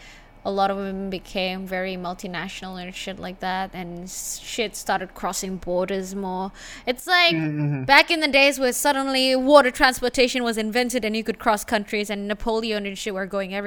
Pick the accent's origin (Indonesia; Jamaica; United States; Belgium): Indonesia; also born or lived in Australia; For my case, it was like, I grew up in Indonesia, technically, right?